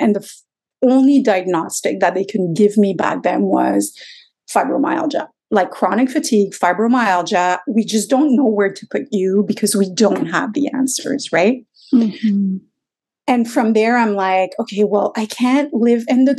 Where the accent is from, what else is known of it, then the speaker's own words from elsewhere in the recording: Quebec, Canada; moved away as an adult; now in Toronto, Canada; because I was a lawyer from Quebec, we had postponed moving to Toronto.